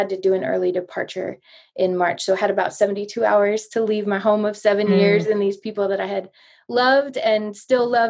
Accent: United States; moved away as an adult; also born or lived in East Africa; American Jesus following girl

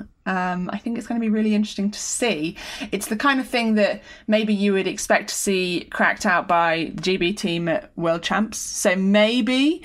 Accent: United Kingdom; as a Brit

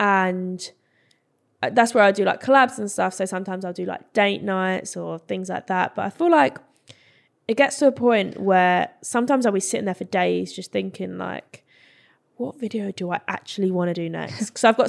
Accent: Brentwood, East of England, United Kingdom; I'm from Essex and I don't even have a real Essex accent.

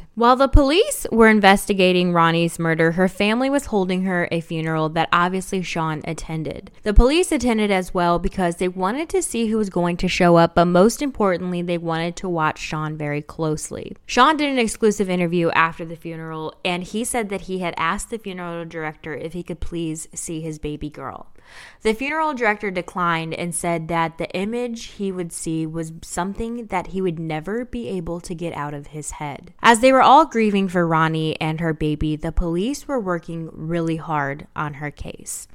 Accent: Chicago, Illinois, United States; growing up in Chicago

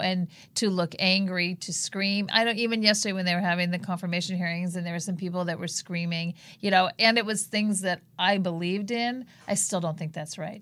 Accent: Palos Verdes, California, United States; we grew up in Palos Verdes, not a very liberal community

